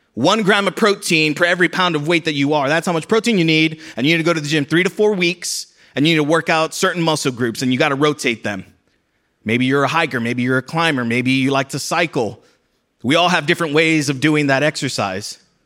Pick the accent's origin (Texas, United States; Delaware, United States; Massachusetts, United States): Texas, United States; South; moved away; I'm from a border city in South Texas